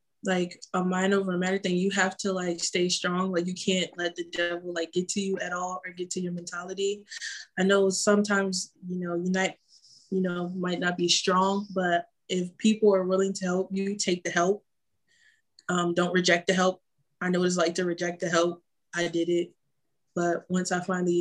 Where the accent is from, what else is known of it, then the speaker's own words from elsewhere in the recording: Philadelphia, Pennsylvania, United States; moved away as an adult; now in Atlanta, United States; I am from Philly, just moved to A-Town